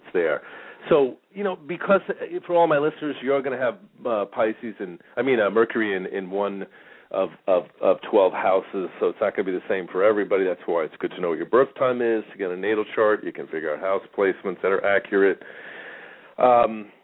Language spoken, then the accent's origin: English; New York, United States; moved away as an adult; now in Phoenix, United States; I grew up in New York